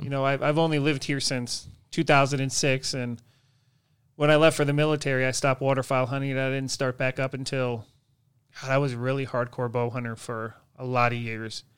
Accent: Horicon Marsh, Wisconsin, United States; I grew up on the Horicon Marsh in Wisconsin

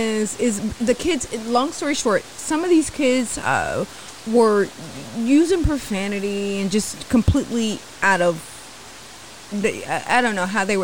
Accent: Kentucky, United States; I'm from Kentucky.

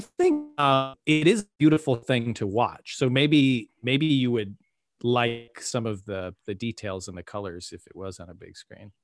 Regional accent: Midwest, United States; now in Austin, United States; I'm from the Midwest.

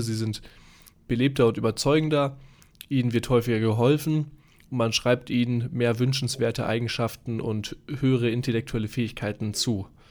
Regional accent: Dortmund, North Rhine-Westphalia, Germany; now in Munich, Germany; Ich bin ja hier in München, komme ursprünglich ähm, wie du aus Dortmund im schönen Ruhrgebiet

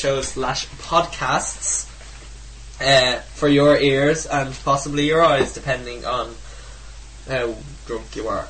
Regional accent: North County Dublin, Leinster, Ireland; I'm 17 from North County, Dublin.

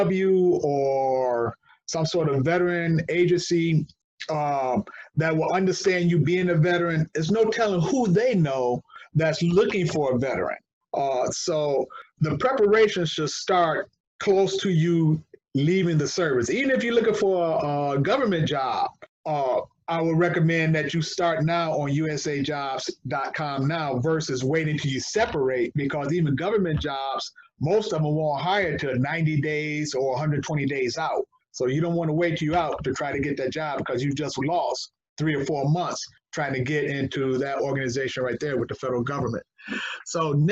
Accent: Detroit, Michigan, United States; moved away as an adult; Born and raised in Detroit.

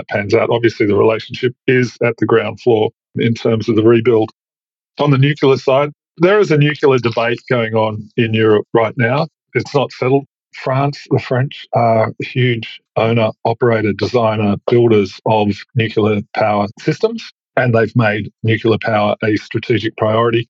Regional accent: Australia; as an Australian

